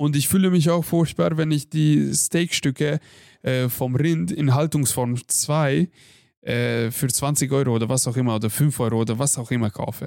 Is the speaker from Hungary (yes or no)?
yes; Hungary; moved away; bei uns in Ungarn